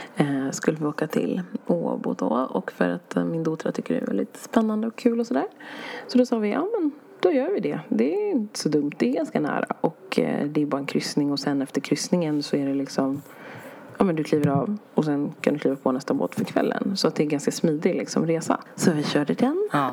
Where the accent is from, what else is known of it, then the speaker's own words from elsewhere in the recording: Sweden; vi kommer från Sverige